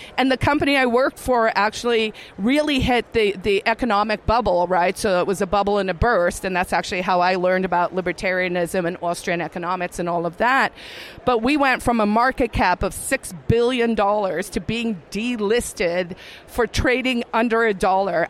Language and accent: English; South Africa; moved away as an adult; also born or lived in California; now in New Hampshire, United States; I'm originally from South Africa